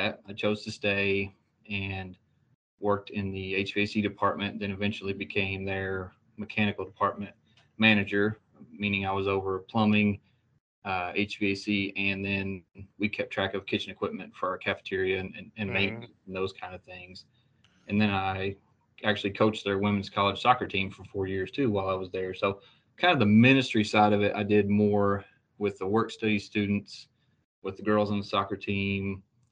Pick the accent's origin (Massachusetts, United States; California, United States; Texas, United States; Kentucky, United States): Kentucky, United States; Berea; I grew up in Berea, kind of the small town, Kentucky kind of story there